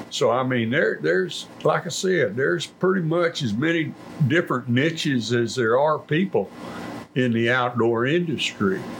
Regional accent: Colorado County, Texas, United States; I am from Colorado County, grew up in the northern part

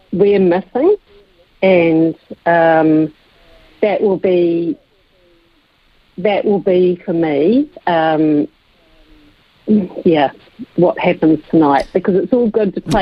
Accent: England, United Kingdom; now in New Zealand; I'm English born

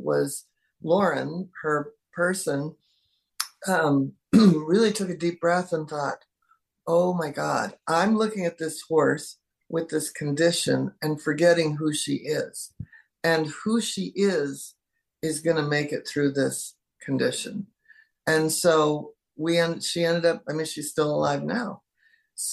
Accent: Seattle, Washington, United States; moved away; growing up in Seattle

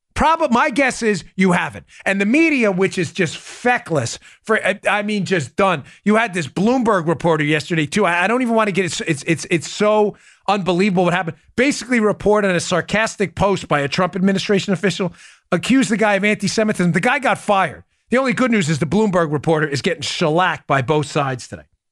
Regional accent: New York, United States; I grew up in New York

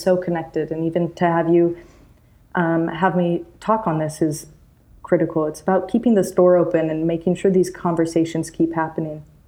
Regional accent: Utah, United States; I'm from Utah.

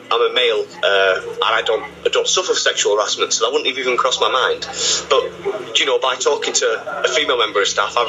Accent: Scarborough, Yorkshire and the Humber, United Kingdom; now in Cambridge, United Kingdom

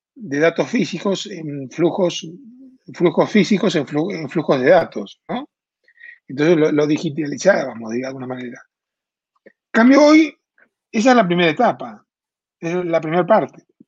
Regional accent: Argentina; moved away as an adult; now in Mexico; En Argentina, de donde yo vengo, pues yo vivo hace 20 años en México, porque yo soy argentino

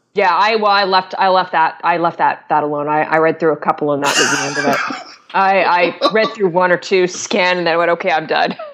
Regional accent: Canada; I'm I'm Canadian

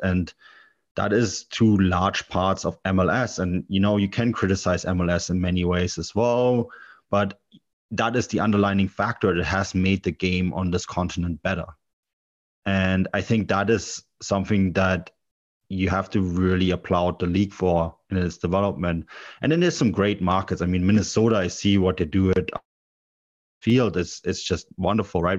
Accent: Munich, Bavaria, Germany; also born or lived in Canada; I grew up in Munich

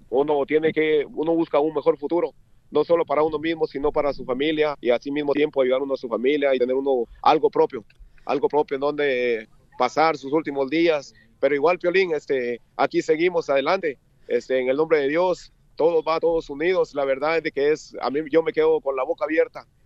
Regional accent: Guatemala; moved away as an adult; Eh, bueno, yo soy de Guatemala. Soy de Guatemala

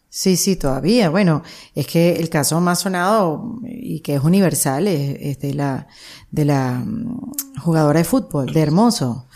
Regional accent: Venezuela; moved away; Como inmigrante venezolana

